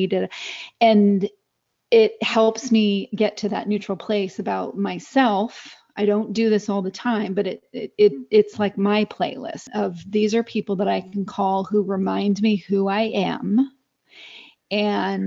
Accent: Southern California, United States; accent: Southern California; my Southern California accent

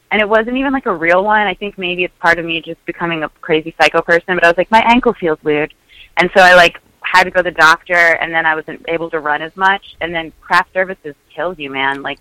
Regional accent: Staten Island, New York, United States; yeah, I'm from Staten Island, guys.

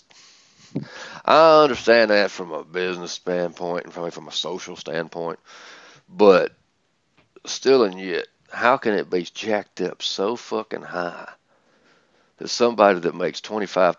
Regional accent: the South, United States; accent: southern; my southern accent

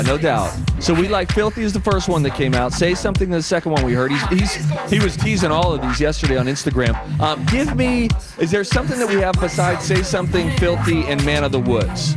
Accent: Pennsylvania, United States; I'm from Pennsylvania

